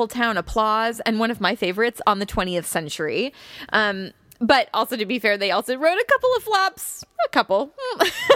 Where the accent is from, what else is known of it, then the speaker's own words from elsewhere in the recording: Illinois, United States; I'm from Illinois